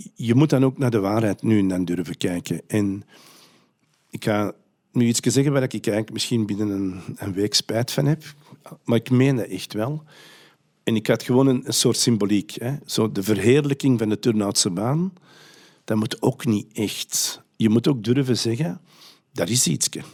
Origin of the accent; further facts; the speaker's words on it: Antwerp, Flanders, Belgium; bij ons in Antwerpen